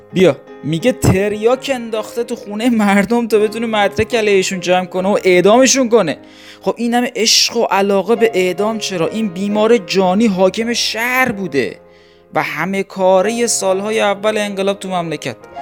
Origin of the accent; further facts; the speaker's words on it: Iran; moved away; منی که ایران نیستم هم حداقل از شهر خودم و همشهریام که فوت میشن اطلاع دارم